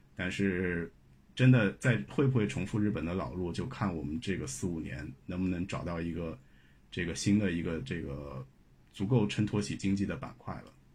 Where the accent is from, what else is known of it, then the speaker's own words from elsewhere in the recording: China; 我们作为中国人自己